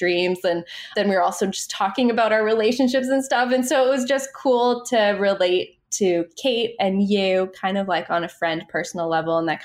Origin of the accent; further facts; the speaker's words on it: Maine, United States; moved away as an adult; now in New York, United States; I grew up in Maine